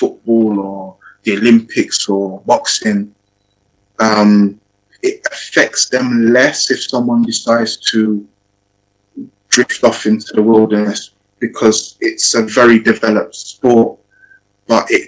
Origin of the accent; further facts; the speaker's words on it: England, United Kingdom; also born or lived in Ghana; I'm a coach trainer from England